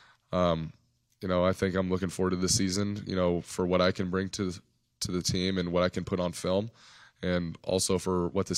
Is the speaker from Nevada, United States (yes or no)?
yes; Nevada, United States; I grew up in Nevada, so I saw him at Stanford.